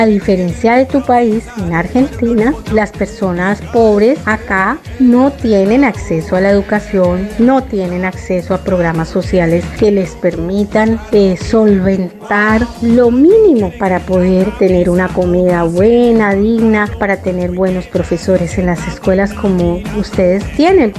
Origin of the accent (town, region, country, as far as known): Colombia